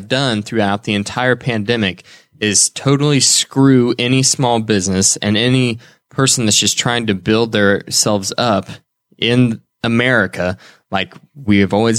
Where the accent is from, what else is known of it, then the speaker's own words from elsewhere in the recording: Indiana, United States; accent: Hoosier; That's my Hoosier accent coming through.